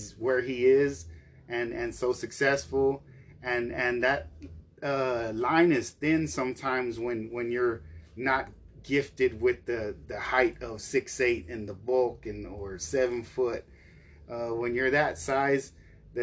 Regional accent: Dallas, Texas, United States; we're from Dallas

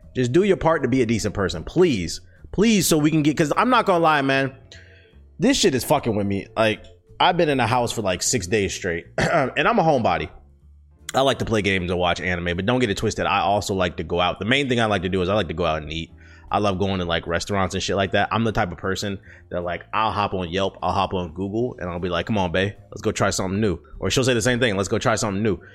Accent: United States; first language English; As an American

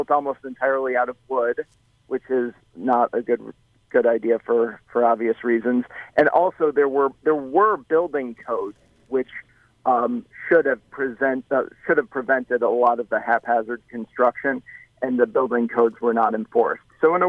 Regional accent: Chicago, Illinois, United States; when I was a kid growing up in the Chicago area

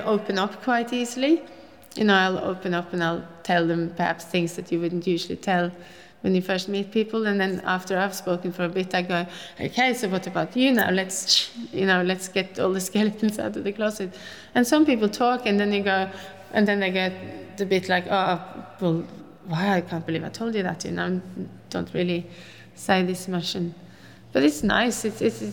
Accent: Oslo, Norway; English is a second language; moved away as an adult; also born or lived in Oppegård / London; now in Tasmania, Australia; I grew up in Oslo. I'm born and bred in Oslo.

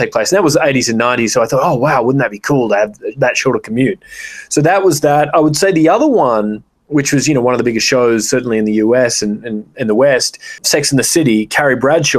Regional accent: Australia; growing up in Australia

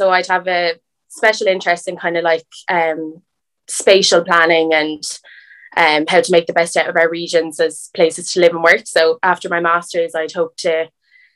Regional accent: Portlaw, County Waterford, Ireland; I'm from Portlaw, which is a rural town in County Waterford.

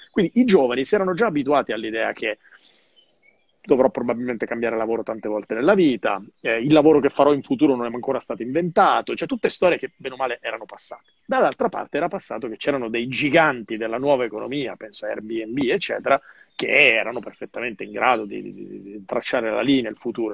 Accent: Calabria, Italy; sulla mia Calabria

